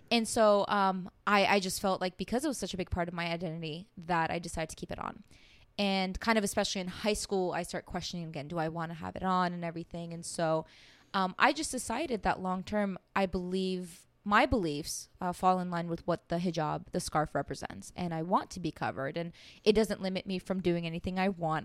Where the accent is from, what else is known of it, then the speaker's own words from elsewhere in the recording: United States; also born or lived in Iran; growing up in the States